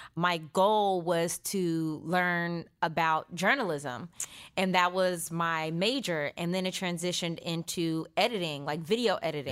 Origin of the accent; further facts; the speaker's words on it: Stockton, California, United States; moved away as an adult; I was born and raised in Stockton, California, two oh nine